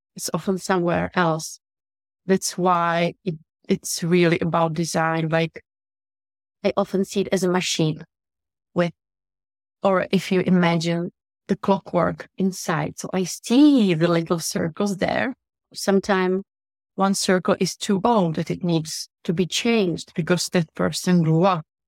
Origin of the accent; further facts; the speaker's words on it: Italy; also born or lived in Russia; now in Czech Republic; I'm from Czech Republic. I've been in business for my entire life because I grew up in Italy. I'm half Russian. I live in Czech Republic.